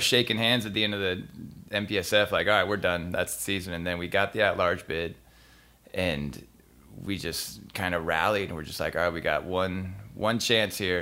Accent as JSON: {"language": "English", "town": "San Diego", "region": "California", "country": "United States", "tie": "born or raised there", "said": "I grew up in San Diego"}